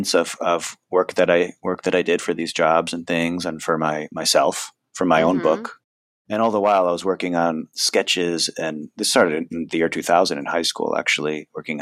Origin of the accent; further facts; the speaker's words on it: Connecticut, United States; I'm from Connecticut and all my friends and family are there